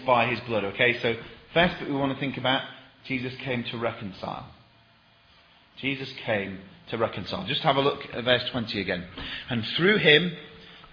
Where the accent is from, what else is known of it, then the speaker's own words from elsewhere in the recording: Sheffield, Yorkshire and the Humber, United Kingdom; I'm from Sheffield